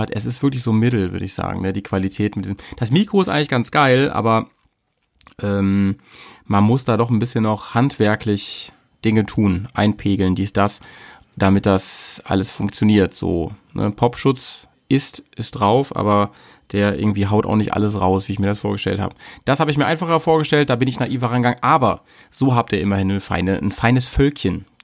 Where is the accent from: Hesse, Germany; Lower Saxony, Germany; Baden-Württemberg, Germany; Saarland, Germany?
Lower Saxony, Germany; Hanover; in Hannover getroffen, in deiner Heimat und äh, meiner alten Heimat